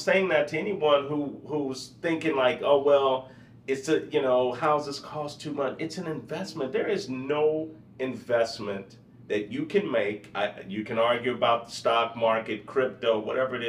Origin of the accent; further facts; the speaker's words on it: St. Louis, Missouri, United States; now in Texas, United States; I'm from St. Louis, so where I'm from, you have basements